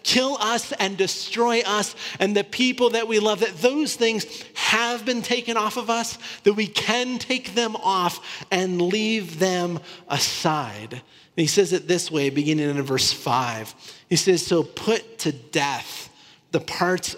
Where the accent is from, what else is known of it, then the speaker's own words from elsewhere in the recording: Northern Iowa, United States; I grew up in Northern Iowa, so really close to Minneapolis